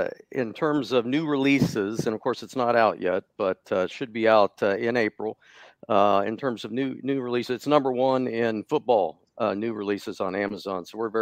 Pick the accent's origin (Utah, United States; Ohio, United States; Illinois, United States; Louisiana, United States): Ohio, United States; Athens; born or raised there; moved away as an adult; now in Indiana, United States